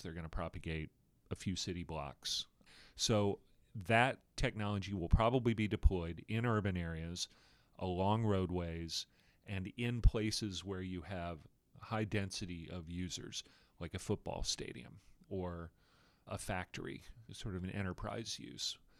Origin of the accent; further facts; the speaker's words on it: Austin, Texas, United States; In Austin, Texas, where, which happens to be my hometown